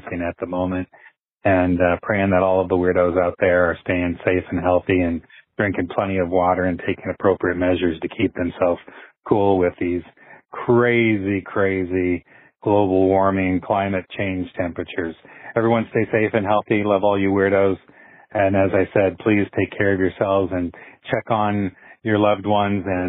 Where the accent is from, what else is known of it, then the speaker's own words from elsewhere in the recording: Burlington, Iowa, United States; now in Iowa City, United States; my hometown of Burlington